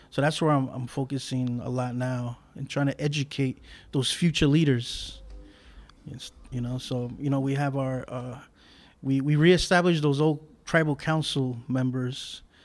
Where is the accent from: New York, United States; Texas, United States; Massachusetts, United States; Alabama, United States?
New York, United States; New York City; I was born in Brooklyn